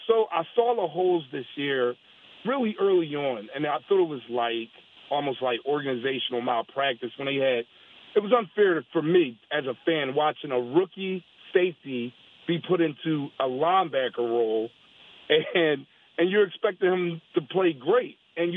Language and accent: English; Philadelphia, Pennsylvania, United States; born or raised there